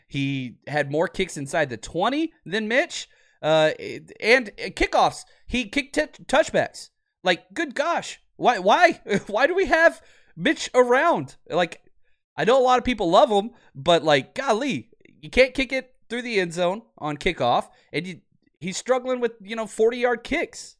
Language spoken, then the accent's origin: English; Dallas, Texas, United States; moved away; I grew up in Dallas